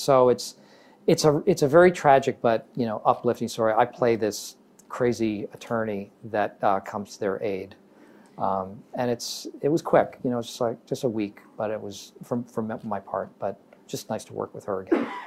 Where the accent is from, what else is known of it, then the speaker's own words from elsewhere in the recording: Massachusetts, United States; moved away; also born or lived in Chicago / New York; where I grew up in Massachusetts